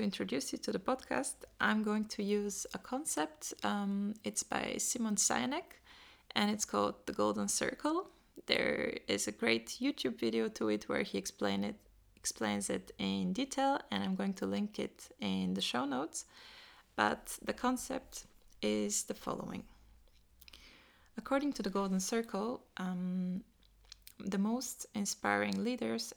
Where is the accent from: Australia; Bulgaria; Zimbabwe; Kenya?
Bulgaria; moved away as an adult; also born or lived in Vienna, Austria; I was born and raised in Bulgaria